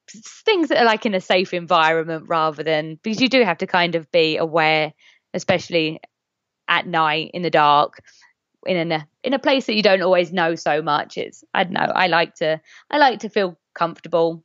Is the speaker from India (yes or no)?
no; England, United Kingdom; I'm English